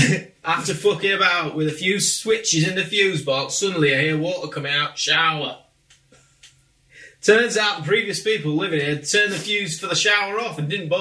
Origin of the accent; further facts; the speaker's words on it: Grimsby, Yorkshire and the Humber, United Kingdom; accent: Grimsby; I'm from Grimsby, so make me sound like as chavvy as you like.